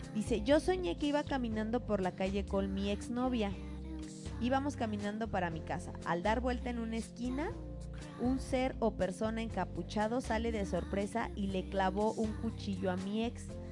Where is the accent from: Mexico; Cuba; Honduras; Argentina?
Mexico; la casa en la que crecí en México